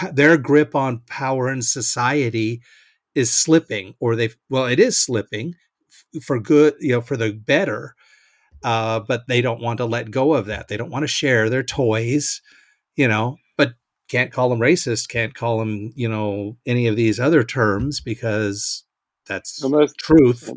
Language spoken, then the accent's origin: English; Seattle, Washington, United States; now in Nebraska, United States; I'm from the West Coast though, but uh, Seattle area up that way